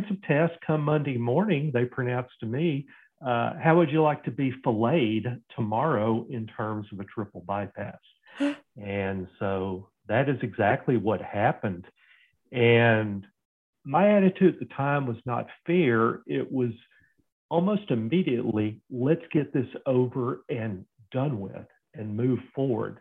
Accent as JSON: {"language": "English", "town": "Fort Worth", "region": "Texas", "country": "United States", "tie": "born or raised there", "said": "I grew up in Fort Worth, Texas"}